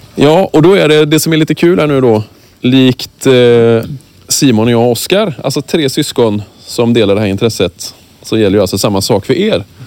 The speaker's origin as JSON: {"language": "Swedish", "region": "Kalmar County", "country": "Sweden", "also_born_or_lived": "Småland", "moved": "yes", "said": "På Öland, där vi är ifrån alla tre"}